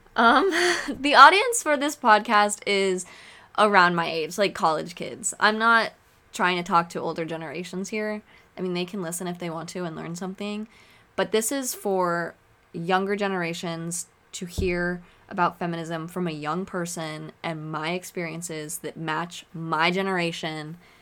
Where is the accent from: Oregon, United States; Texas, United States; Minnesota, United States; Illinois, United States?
Oregon, United States; moved away as an adult; also born or lived in Chicago / London; now in Arizona, United States; I grew up in Oregon. I lived in Oregon all my life.